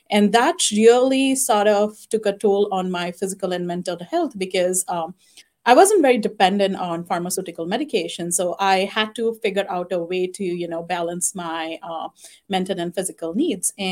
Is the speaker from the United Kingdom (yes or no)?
no; India; now in United States; I was born and raised in India